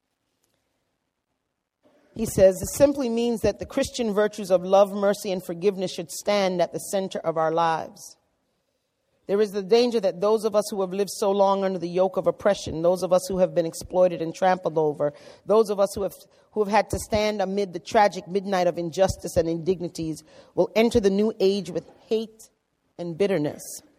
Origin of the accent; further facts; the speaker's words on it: New York City, New York, United States; I come from the Bronx